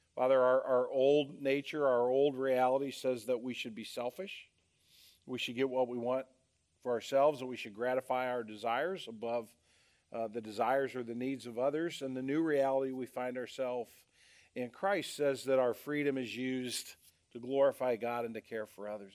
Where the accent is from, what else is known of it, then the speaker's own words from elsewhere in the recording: United States; as American citizens